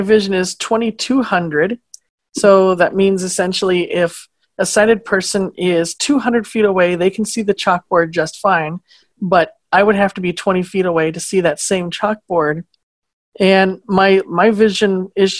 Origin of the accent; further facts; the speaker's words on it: Phoenix, Arizona, United States; moved away as an adult; also born or lived in Louisiana / Iowa; now in Minnesota, United States; I was raised in Phoenix, Arizona, pretty big city